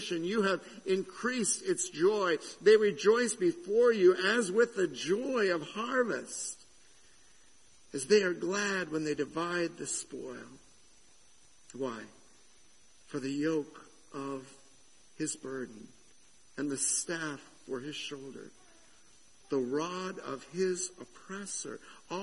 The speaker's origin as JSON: {"language": "English", "region": "Southern California", "country": "United States", "tie": "born or raised there", "moved": "as an adult", "said": "I came from Southern California. I spent a lot of my youth in Southern California"}